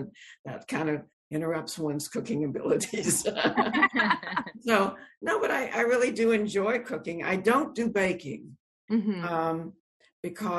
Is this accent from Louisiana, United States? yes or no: yes; Shreveport, Louisiana, United States; the house I grew up in Shreveport, Louisiana